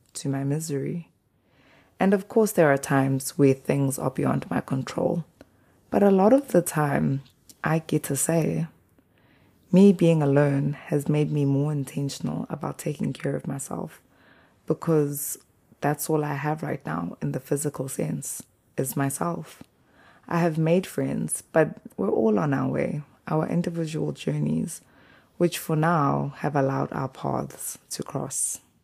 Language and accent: English; KwaZulu-Natal, South Africa; first language Zulu; English is a second language; moved away as an adult; now in Hokkaido, Japan; The part of South Africa I am from, KwaZulu Natal, greeting is a big thing. In my mother tongue, isiZulu